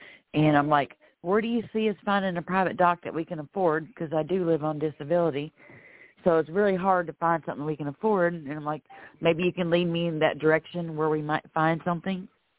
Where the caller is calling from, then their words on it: Florida, United States; I'm calling from Florida.